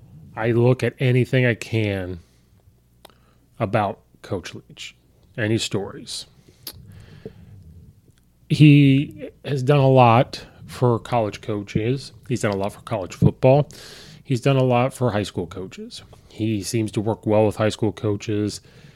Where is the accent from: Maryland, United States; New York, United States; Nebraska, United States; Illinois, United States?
Illinois, United States; I'm from Illinois. I'm an Illinois fan, of course.